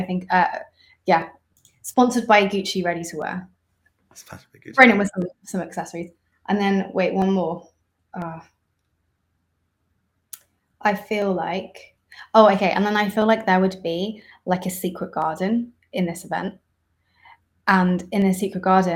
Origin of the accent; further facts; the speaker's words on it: Isfahan, Iran; moved away; in my hometown, Esfahan